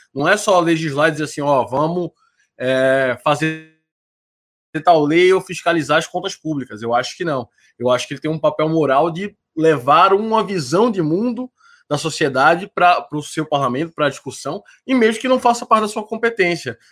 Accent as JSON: {"language": "Portuguese", "town": "Recife", "region": "Pernambuco", "country": "Brazil", "said": "eu sou de Recife"}